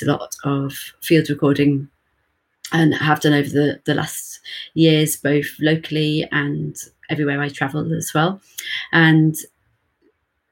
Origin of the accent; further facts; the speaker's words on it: Birmingham, West Midlands, United Kingdom; I'm from Birmingham in the UK.